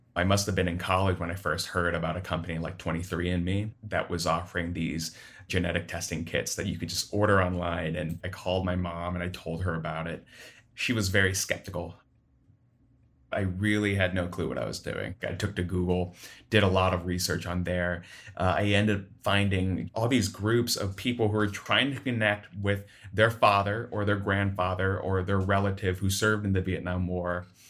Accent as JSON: {"language": "English", "town": "Sioux City", "region": "Iowa", "country": "United States", "moved": "yes", "lives_now": "Chicago, United States", "said": "I am from Sioux City, Iowa, but I live in Chicago now"}